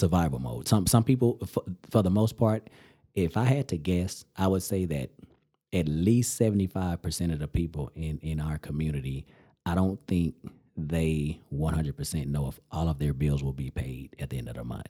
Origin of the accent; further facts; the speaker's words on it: Amarillo, Texas, United States; my hometown